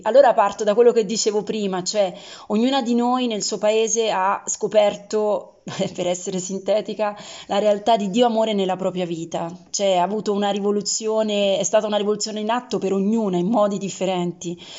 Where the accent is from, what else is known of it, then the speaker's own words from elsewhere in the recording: Rome, Lazio, Italy; di Roma